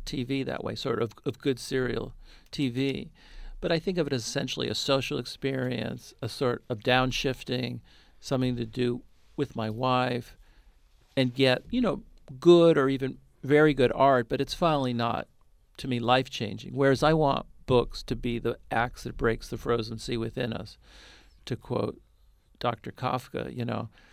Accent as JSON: {"language": "English", "area": "Bay Area", "region": "California", "country": "United States", "tie": "born or raised there", "said": "I grew up in the Bay Area"}